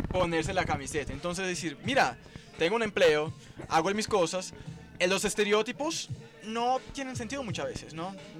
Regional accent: São Paulo, Brazil; Spanish is a second language; Yo soy de São Paulo.

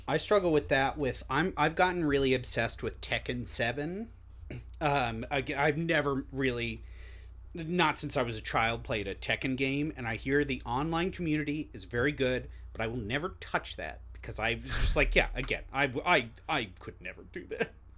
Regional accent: Long Beach, United States; I'm from Long Beach.

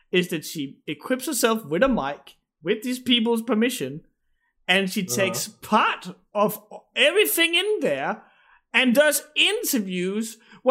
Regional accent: Denmark; English is a second language; the Danish mentality

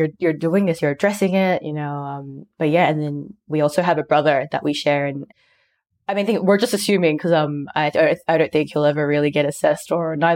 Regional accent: Sydney, New South Wales, Australia; being, you know, Filipino and growing up in Sydney

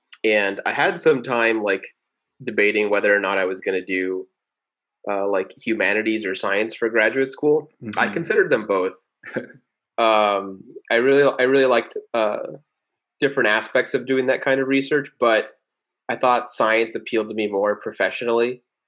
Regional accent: Houston, Texas, United States; English is a second language; also born or lived in Maracaibo, Venezuela / Austin, Texas / Cambridge, United Kingdom; when I was almost 7 years old, and we moved to Houston. Mm-hmm. So I spent most of my life actually growing up in Houston, and I went to public school there, graduated from public high school in Katy

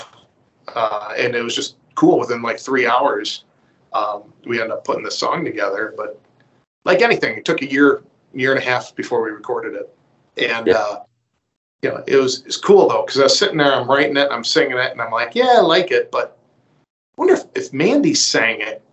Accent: Eden, New York, United States; I grew up in Eden, New York

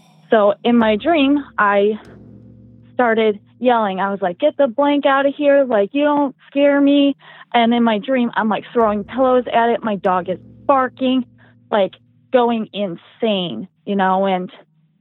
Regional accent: Midwest, United States; I am from the Midwest

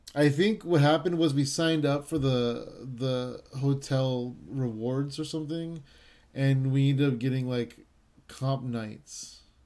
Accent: San Jose, California, United States; I'm from San Jose

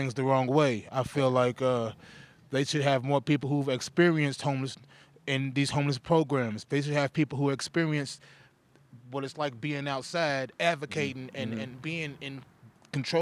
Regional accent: Kentucky, United States; moved away as an adult; I'm from Kentucky.

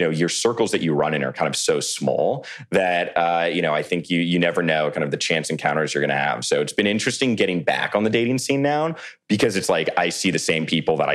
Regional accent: McLean, Virginia, United States; now in New York, United States; Yes, I'm from Virginia originally, outside of Washington, D.C.

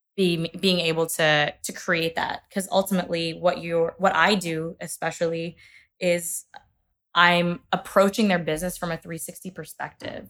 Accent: Kentucky, United States; I'm from Kentucky as well

